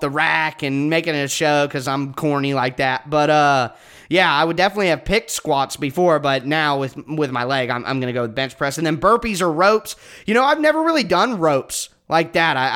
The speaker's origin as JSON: {"language": "English", "region": "Ohio", "country": "United States", "said": "So I'm from Ohio. I live in Ohio."}